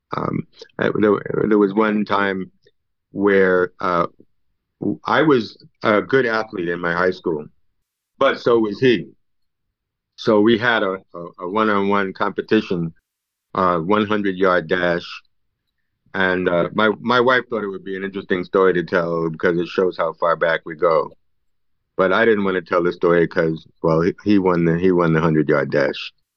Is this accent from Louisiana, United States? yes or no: no; New York City, New York, United States; I grew up in East Harlem